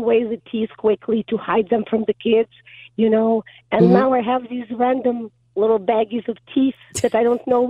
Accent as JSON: {"language": "English", "country": "Ukraine", "tie": "born or raised there", "moved": "yes", "said": "I grew up in Ukraine"}